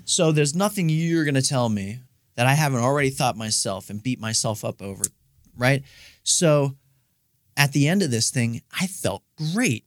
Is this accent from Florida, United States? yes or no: no; Steubenville, Ohio, United States; moved away as an adult; now in Columbus, United States; I'm from Steubenville, Ohio